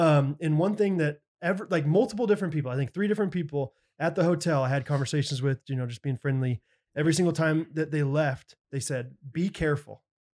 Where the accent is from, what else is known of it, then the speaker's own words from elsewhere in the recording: Kansas, United States; I have a pretty low standard because I'm from Kansas